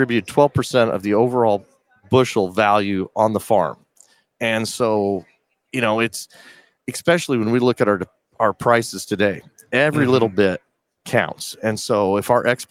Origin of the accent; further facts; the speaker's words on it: Colorado, United States; my home state